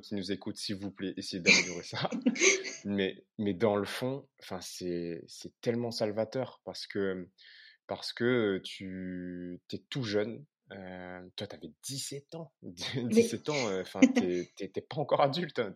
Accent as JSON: {"language": "French", "country": "Réunion", "moved": "yes", "said": "me construire en tant que réunionnais"}